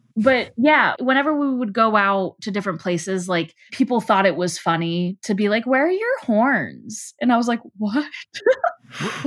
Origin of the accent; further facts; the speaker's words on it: Houston, Texas, United States; moved away; also born or lived in Chicago; I'm Jewish and I grew up in Texas